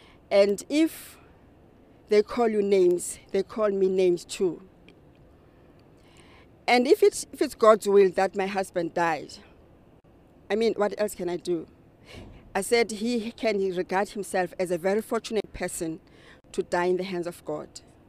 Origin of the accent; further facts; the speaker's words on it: East London, Eastern Cape, South Africa; from South Africa. I'm from the Eastern Cape, East London.